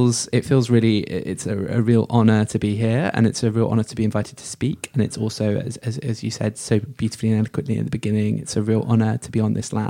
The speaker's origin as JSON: {"language": "English", "country": "United Kingdom", "tie": "born or raised there", "said": "as a person who's grown up in Britain, born and brought up in Britain"}